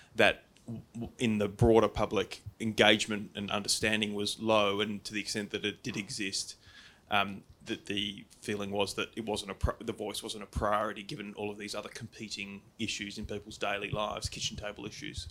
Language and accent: English; Australia; our Australian people